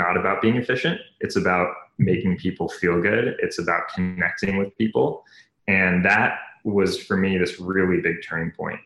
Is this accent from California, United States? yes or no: yes; Bay Area, California, United States; also born or lived in New York; I grew up in the Bay Area. I was actually born in New York, but grew up kind of around the startup tech scene